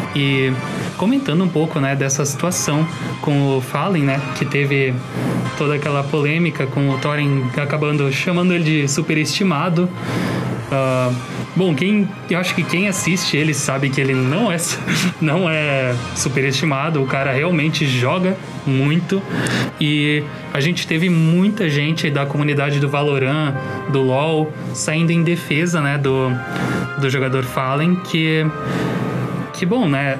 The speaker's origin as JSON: {"language": "Portuguese", "country": "Brazil", "said": "eu sou brasileiro"}